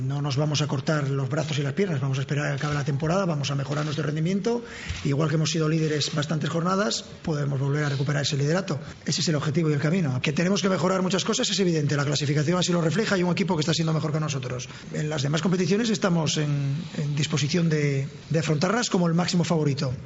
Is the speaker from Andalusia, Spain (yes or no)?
no; Gijón, Asturias, Spain; moved away; mi tierra, Gijón